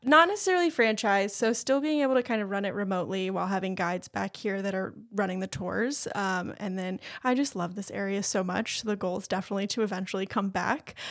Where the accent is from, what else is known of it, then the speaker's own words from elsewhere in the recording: Swansboro, North Carolina, United States; also born or lived in Japan / Boone, North Carolina; I'm from Swansboro